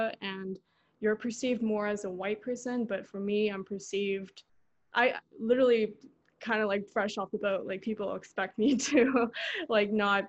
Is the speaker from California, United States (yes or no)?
yes; Los Angeles, California, United States; first language Korean; I just like regularly just say I'm from LA, but because I do definitely identify more as an American